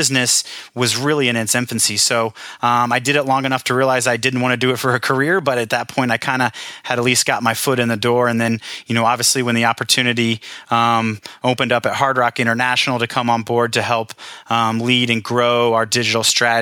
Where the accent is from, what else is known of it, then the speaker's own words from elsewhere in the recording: Story, Indiana, United States; I grew up in Story, population five, me, my brother, my sister, my mom and dad